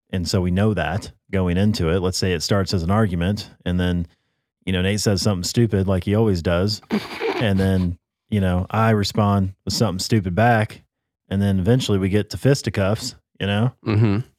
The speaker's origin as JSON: {"language": "English", "country": "United States", "said": "I think the biggest thing as an American, we've been involved in too many wars for too long"}